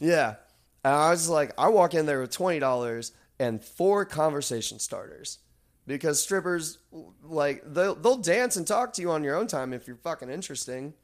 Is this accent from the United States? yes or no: yes; Kentucky, United States; I am from Kentucky